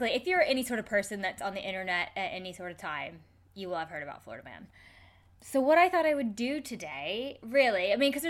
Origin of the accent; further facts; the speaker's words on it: Canada; I'm Canadian.